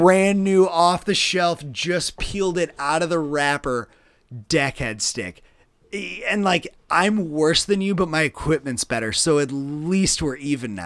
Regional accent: Midwest, United States; growing up in the Midwest

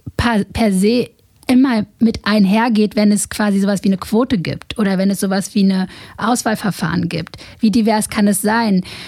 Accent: Berlin, Germany; ich bin in Morbid groß geworden

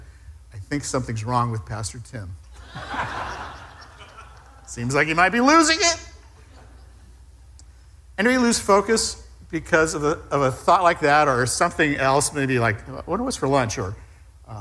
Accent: Southern California, United States; moved away; I was raised in Southern California, the land of speed

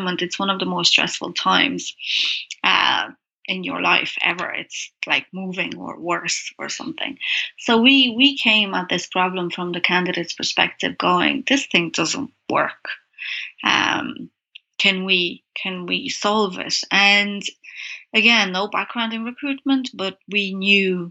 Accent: Brasov, Brașov County, Romania; moved away; So I've been here 15 years, but I'm from Transylvania, Romania, from a town called Brasov

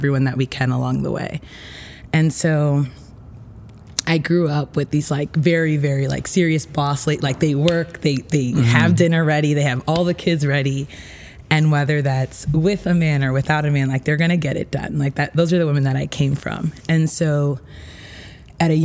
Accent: Utica, New York, United States; also born or lived in Dominican Republic (family); So I was born in New York City. I lived there up until I was 7. Okay. And that's when I moved to Utica

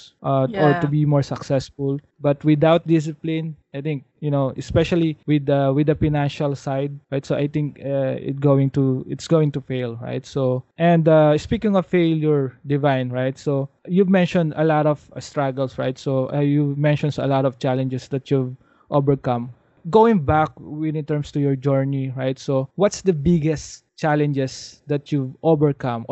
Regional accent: Philippines; a Filipino growing up in a developing country

